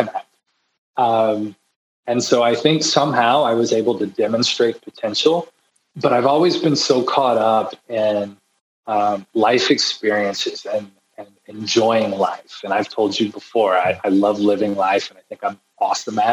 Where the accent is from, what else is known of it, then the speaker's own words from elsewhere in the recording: Fyffe, Alabama, United States; moved away as an adult; now in Cleveland, United States; I grew up in Alabama. So this is Fife, Alabama, a small town of 1,000 people.